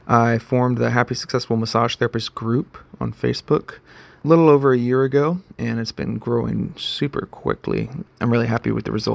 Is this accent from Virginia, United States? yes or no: no; Texas, United States; moved away as an adult; also born or lived in San Antonio, Texas; now in Boise, United States; But I am originally from Texas.